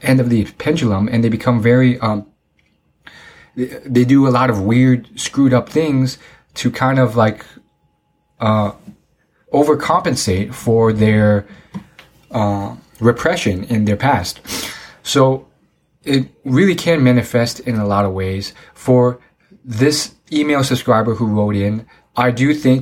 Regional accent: United States; not being able to speak Chinese well because I'm American born

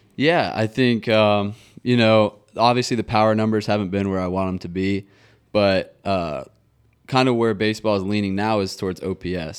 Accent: Nashville, Tennessee, United States; also born or lived in Atlanta; growing up in Nashville

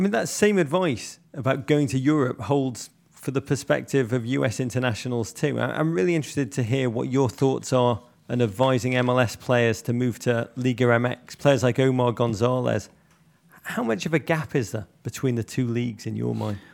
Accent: England, United Kingdom; I say that as an Englishman

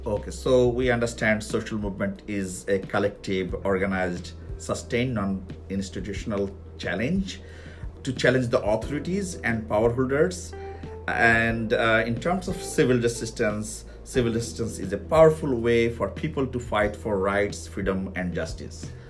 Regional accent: Bangladesh; I'm from Bangladesh

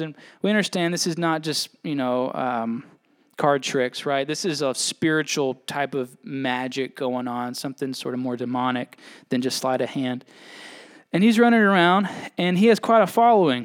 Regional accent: United States

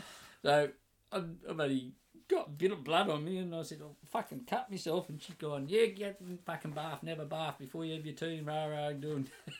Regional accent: Newcastle, New South Wales, Australia; also born or lived in Townsville

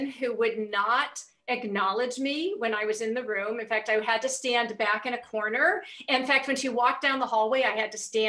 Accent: England, United Kingdom; I'm English

